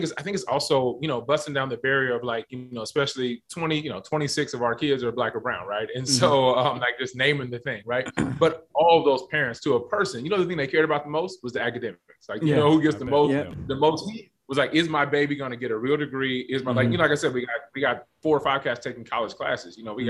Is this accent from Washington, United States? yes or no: yes; Seattle, Washington, United States; I'm from Seattle, man